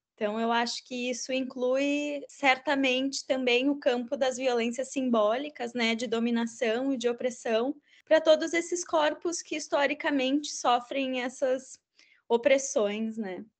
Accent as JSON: {"language": "Portuguese", "town": "Caxias do Sul", "region": "Rio Grande do Sul", "country": "Brazil", "said": "em Caxias do Sul, que é de onde eu sou de origem"}